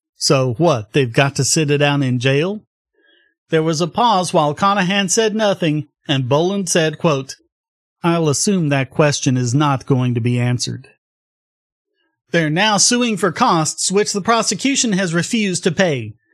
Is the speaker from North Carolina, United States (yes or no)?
yes; North Carolina, United States; my home state of North Carolina